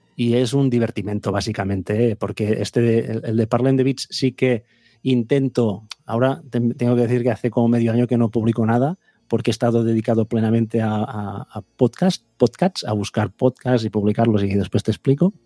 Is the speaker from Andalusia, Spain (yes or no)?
no; Vic, Catalonia, Spain; yo soy de Big